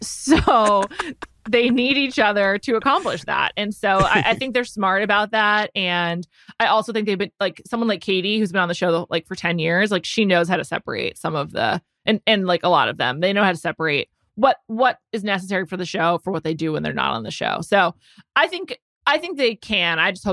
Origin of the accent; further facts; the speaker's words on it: New York, United States; I love a New York reality show as a New Yorker.